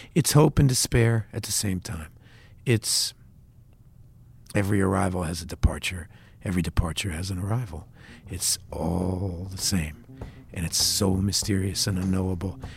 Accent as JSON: {"language": "English", "country": "United States", "said": "as an American artist"}